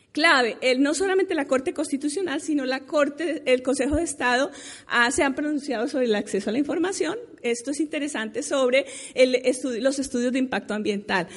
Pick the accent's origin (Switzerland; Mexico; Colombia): Colombia; nosotros mismos como colombianos